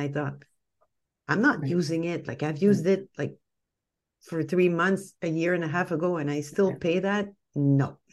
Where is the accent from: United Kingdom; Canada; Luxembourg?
Canada; we're Canadian. I'm French Canadian.